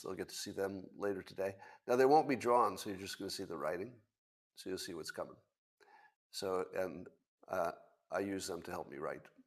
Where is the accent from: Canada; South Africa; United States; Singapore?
United States; I'm an American